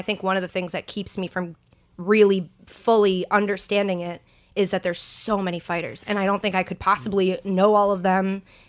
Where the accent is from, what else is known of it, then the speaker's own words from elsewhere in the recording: Boston, Massachusetts, United States; I'm from Boston. All of Boston is diehard sports. It's sort of just part of your identity.